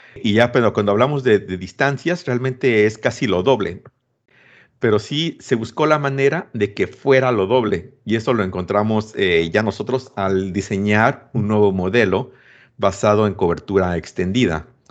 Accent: Mexico; soy mexicano

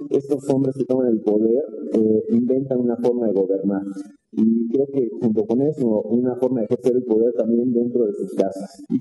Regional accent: Mexico

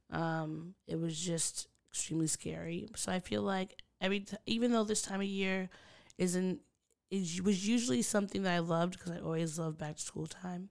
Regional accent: United States; as an American or a New Yorker or someone from the D M V

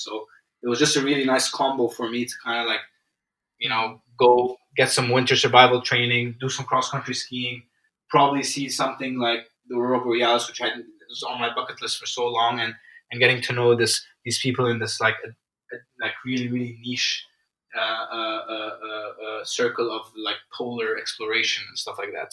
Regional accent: Egypt; moved away; I'm from Egypt

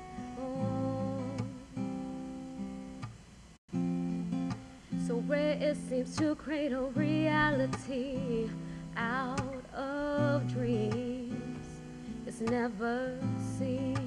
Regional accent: Jersey City, New Jersey, United States; I grew up in Jersey City, when Jersey City wasn't great

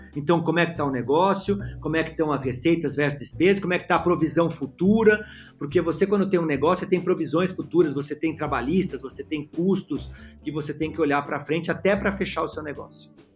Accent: São Paulo, Brazil; Eu sou de São Paulo

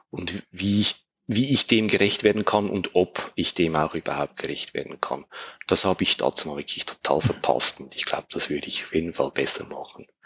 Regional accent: Switzerland; die Analogie zum, zum Käse, sage ich mal, als Schweizer.

